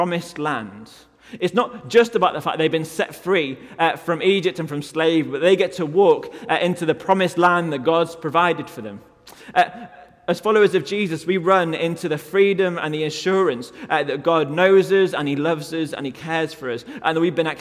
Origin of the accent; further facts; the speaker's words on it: United Kingdom; I'm from the UK